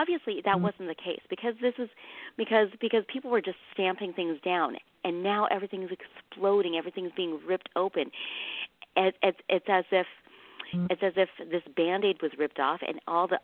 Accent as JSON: {"language": "English", "region": "Midwest", "country": "United States", "tie": "born or raised there", "also_born_or_lived": "Vietnam", "said": "I was a child of the 70s and the 80s, where we came over as refugees from Vietnam, and we settled in the Midwest. And we were the only Asian family in that area for 10 years"}